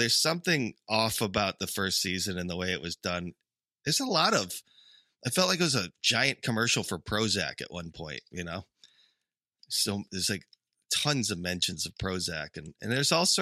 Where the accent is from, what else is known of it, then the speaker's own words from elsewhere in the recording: United Kingdom; growing up in Britain